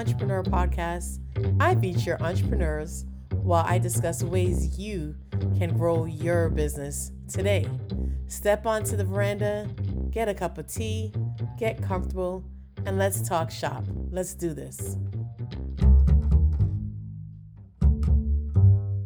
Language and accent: English; Jamaica; we're both Jamaican